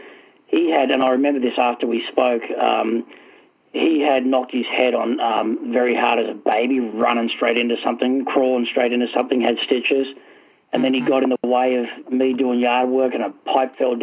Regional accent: Australia; now in Nashua, United States; I'm originally from Australia. I came over here in 2000, the year 2000

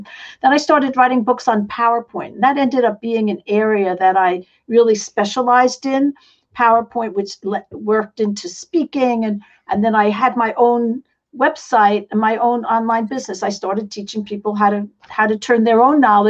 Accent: New York City, New York, United States; accent: New York; moved away; I come from New York City. Some of you might still recognize I have a little bit of an accent

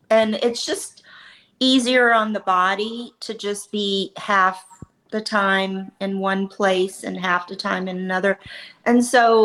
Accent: Louisiana, United States; moved away; my home state

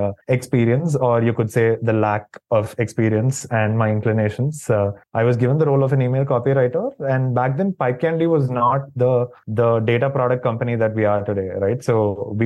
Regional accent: Chennai, Tamil Nadu, India; also born or lived in Doha, Qatar; I'm from Chennai. I was born here, raised here, and pretty much lived here for the most part of my life

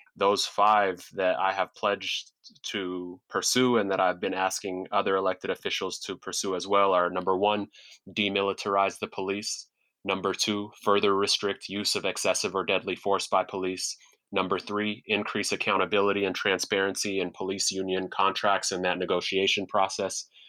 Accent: Seattle, Washington, United States; also born or lived in Sudan / New York; I was raised in South Seattle in public housing in South Seattle, went to public schools in South Seattle

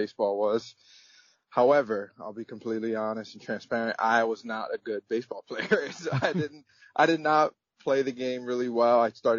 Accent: United States; As much as I am American, I am also my mother's culture, and my father's culture, which is Dominican.

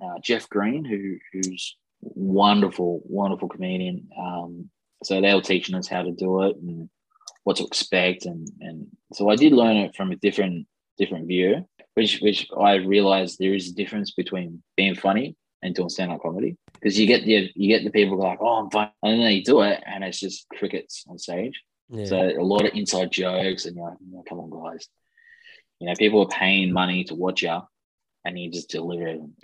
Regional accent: Redcliffe, Queensland, Australia; moved away; I was born in Redcliffe, so I'm going home

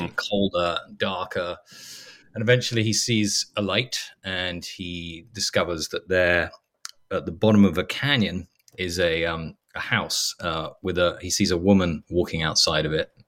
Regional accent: England, United Kingdom; now in Los Angeles, United States; I'm English

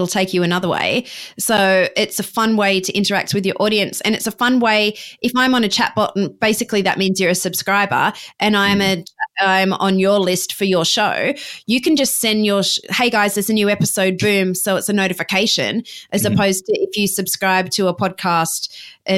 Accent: Australia; moved away as an adult; also born or lived in Ohio, United States; I am Australian, but I went to college in Ohio.

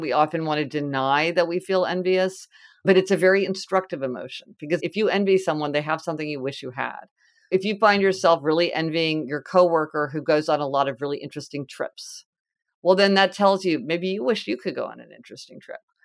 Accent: Kansas City, United States; I'm from Kansas City and it's like Winstead's hamburgers

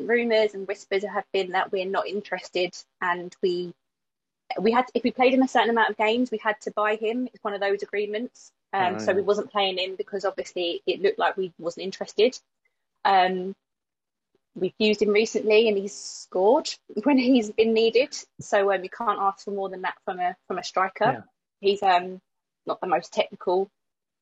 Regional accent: Croydon, London, United Kingdom; born and raised in Croydon. So I grew up in South Norwood, walking distance from Selhurst Park

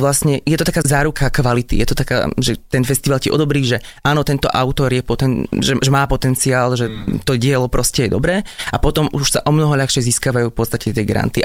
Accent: Kežmarok, Prešov Region, Slovakia; Taktiež som hral v ochotníckom divadle u nás v Kešmarku

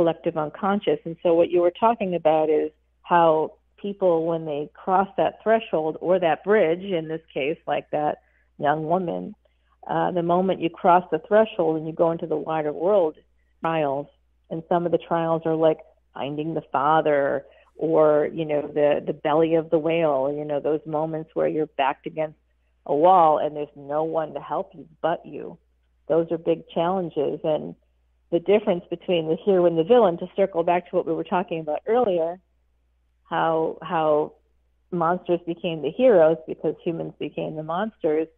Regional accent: Boston, Massachusetts, United States; I was born in Boston

